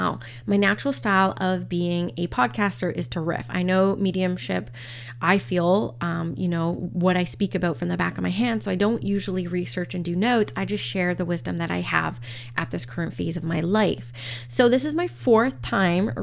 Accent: Canada; I'm First Nations Canadian, as well as Scottish descent as well, and English and Canadian

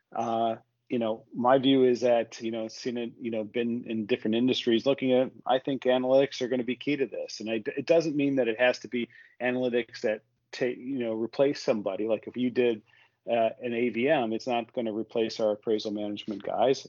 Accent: United States; I, I I, have grown businesses as an American or a North American in Europe

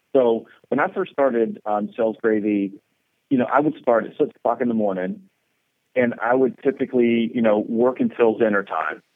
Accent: Georgia, United States; moved away as an adult; also born or lived in South Florida; I grew up in Georgia

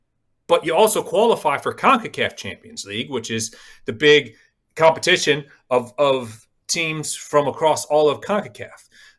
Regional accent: Cleveland, Ohio, United States; accent: Southern twang; also born or lived in Syracuse; All the Hungarians went to Cleveland, so I'm from Cleveland.

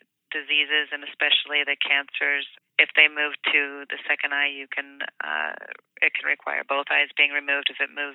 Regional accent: Kansas City, Missouri, United States; I grew up in Kansas City, Missouri

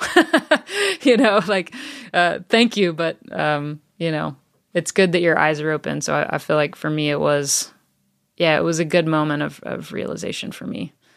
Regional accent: the South, United States; now in Franklin, United States; I grew up in the South

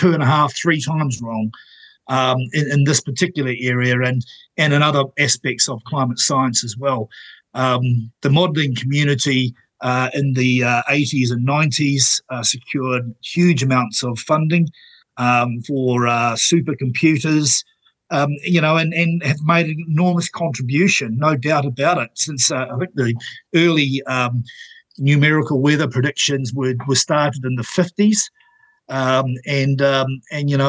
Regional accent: Napier, Hawke's Bay, New Zealand; where I grew up in Taradale Napier

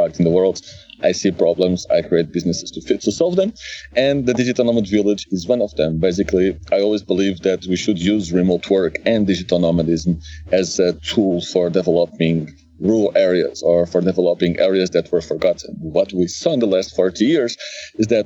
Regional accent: Lisbon, Portugal; moved away as an adult; also born or lived in Oeiras / Algarve / Aveiro / Germany; I'm from Lisbon. I lived in Oeiras. I lived in Algarve. I lived in Aveiro. And then I moved to Germany. And then I moved to Poland.

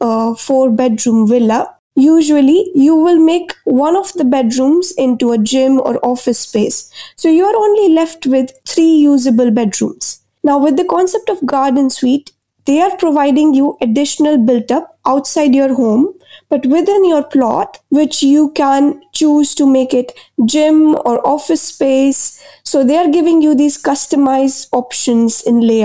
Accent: Jalandhar, Punjab, India; now in Dubai, United Arab Emirates; my hometown, Jalandhar, it's in the north of India in Punjab.

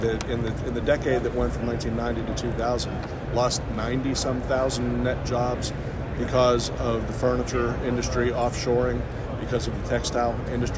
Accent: Pittsburgh, Pennsylvania, United States; moved away as an adult; now in North Carolina, United States; I'm from Pittsburgh originally. My wife and I moved there 25 years ago

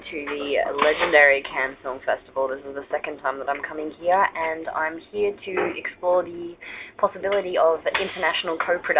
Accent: Australia; moved away as an adult; also born or lived in Melbourne; now in India; living overseas, being an Australian

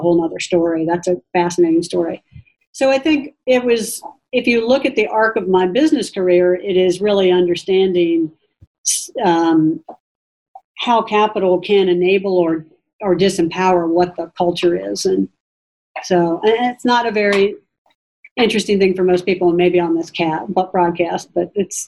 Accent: the South, United States; And for me, growing up in the South, it was great exposure to particularly mostly Asian cultures, Filipino and Chinese and Korean.

